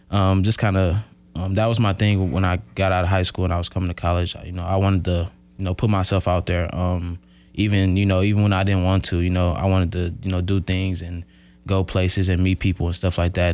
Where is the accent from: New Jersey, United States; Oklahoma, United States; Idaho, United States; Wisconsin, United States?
Wisconsin, United States; Milwaukee; moved away as an adult; now in Oshkosh, United States; I'm from Milwaukee. Um, grew up on the north side of Milwaukee